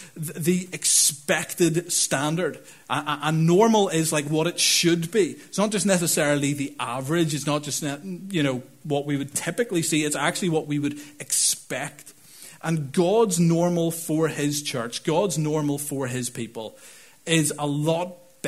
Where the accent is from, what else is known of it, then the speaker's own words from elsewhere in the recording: Northern Ireland, United Kingdom; I'm from Northern Ireland too.